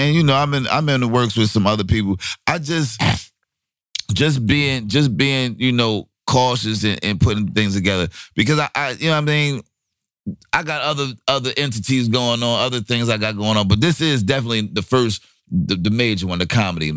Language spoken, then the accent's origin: English; Orange, New Jersey, United States; back to Orange, New Jersey, to my hometown